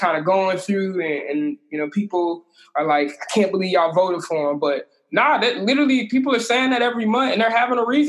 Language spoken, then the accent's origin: English; United States; we're American citizens